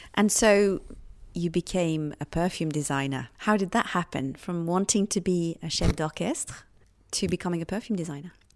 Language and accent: English; United Kingdom; accent: British; I'm British, as you can hear by the accent.